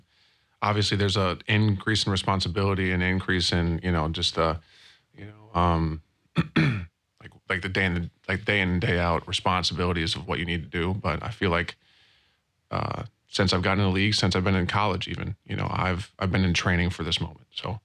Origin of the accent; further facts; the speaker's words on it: Wisconsin, United States; where I grew up in Wisconsin